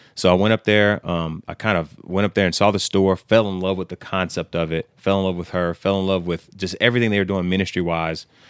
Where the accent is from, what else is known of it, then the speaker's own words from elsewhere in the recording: Humble, Texas, United States; we're both from Humble.